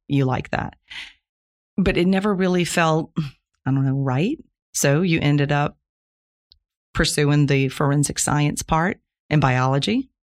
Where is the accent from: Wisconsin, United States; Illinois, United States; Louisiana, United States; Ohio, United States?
Louisiana, United States; Plaquemines Parish; I was born in Plaquemines Parish, Louisiana, nineteen fifty-six, so that makes me sixty-four years old. lived there my whole life, went to local high school